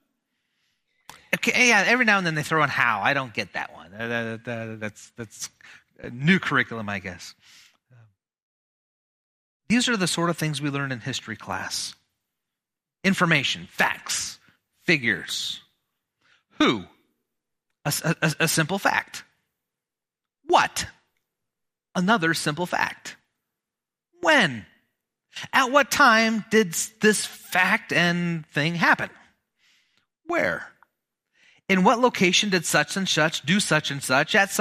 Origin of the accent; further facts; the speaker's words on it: Malcolm, Nebraska, United States; My hometown, I grew up in a tiny little town, Malcolm, Nebraska